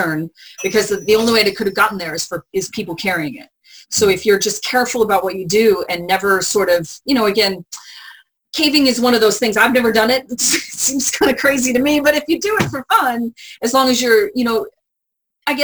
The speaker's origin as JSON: {"language": "English", "town": "San Antonio", "region": "Texas", "country": "United States", "tie": "born or raised there", "moved": "yes", "said": "I grew up in San Antonio"}